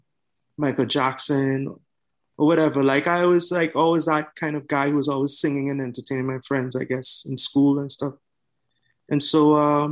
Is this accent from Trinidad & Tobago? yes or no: yes; Trinidad & Tobago; also born or lived in Canada; now in Toronto, Canada; I was born in Canada, but I grew up in the Caribbean, Trinidad and Tobago to be exact